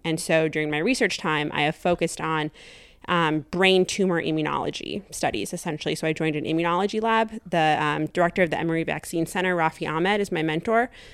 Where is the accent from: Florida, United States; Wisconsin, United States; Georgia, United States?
Wisconsin, United States; Janesville; moved away as an adult; also born or lived in Saint Louis, Missouri / Madison, Wisconsin; I grew, was born and raised in Janesville, Wisconsin, southern Wisconsin